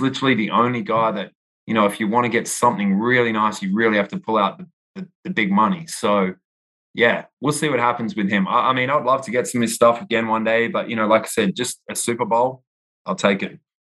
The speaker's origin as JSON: {"language": "English", "town": "Perth", "region": "Western Australia", "country": "Australia", "tie": "born or raised there", "also_born_or_lived": "New York City / Austin", "moved": "as an adult", "lives_now": "United States", "said": "I was born in Perth, Australia um, on the west coast of Australia, so nowhere near Sydney and Melbourne. Everyone always asks me, \"Are you from Sydney or Melbourne?\" And I'm like, \"Neither.\" Five hours west on a plane. So uh, I moved. I lived there my whole life um, until I was 30"}